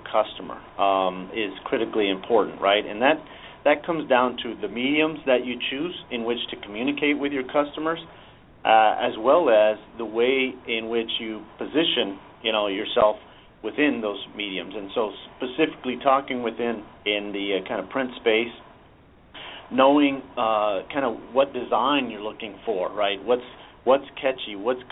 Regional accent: San Diego, California, United States; I'm a San Diego native. I grew up in San Diego

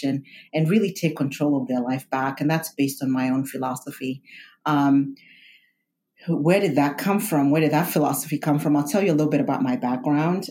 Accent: Kenya; moved away; I'm a first generation immigrant. I was born in Kenya.

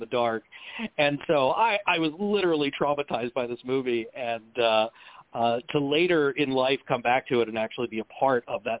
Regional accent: Maryland, United States; now in Los Angeles, United States; I'm originally from Maryland

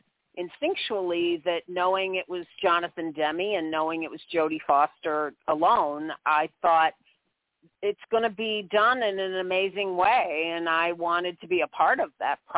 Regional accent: St. Louis, Missouri, United States; moved away as an adult; also born or lived in Kirksville, Missouri; now in New York, United States; I was born in St. Louis, Missouri, actually.

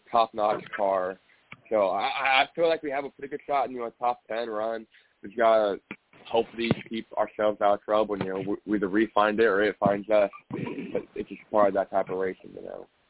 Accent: Indianapolis, Indiana, United States; I'm from Indianapolis

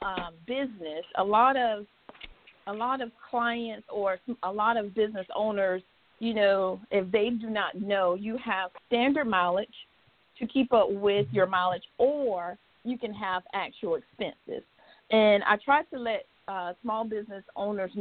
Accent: Williston, South Carolina, United States; I'm originally from Williston, South Carolina.

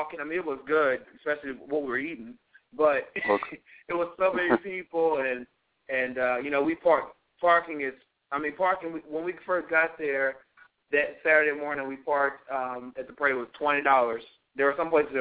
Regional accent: Virginia, United States; Virginia, my home state

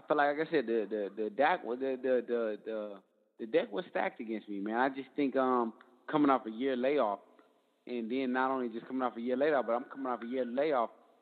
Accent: Detroit, Michigan, United States; I'm from Detroit

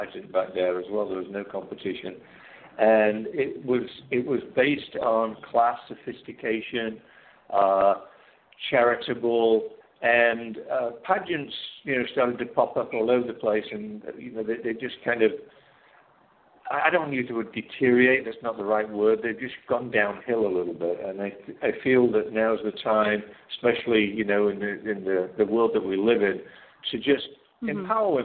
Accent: England, United Kingdom; moved away as an adult; now in United States; growing up in England

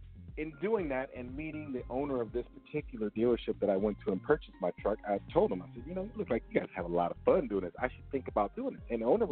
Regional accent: Richmond, California, United States; moved away as an adult; also born or lived in Salinas, California / Japan / North Carolina / Sacramento, California; now in Temecula, United States; as you already know. I'm born and raised in Richmond, California. Lived out there for a while, moved to Salinas, and I moved all over California.

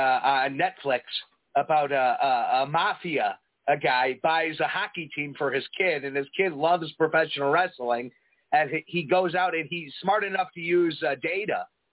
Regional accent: Prospect Heights, Illinois, United States; You know, I come from Prospect Heights.

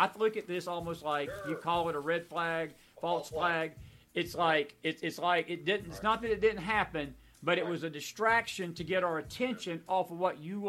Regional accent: Georgia, United States; my home state of Georgia

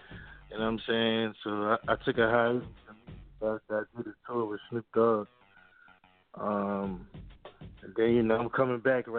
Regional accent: Chester, Pennsylvania, United States; I mean, I ain't in Philly right now, but yeah. That's the area. I'm from Chester, though.

